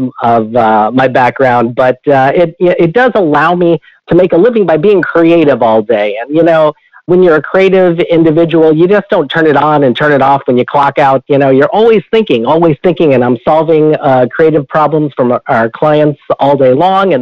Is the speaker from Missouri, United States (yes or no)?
yes; St. Louis, Missouri, United States; also born or lived in Chicago, Illinois; I was born in Chicago, Illinois, but didn't stay there for too long. By the time we were two, we had moved to the St. Louis area, St. Louis, Missouri, where I was raised.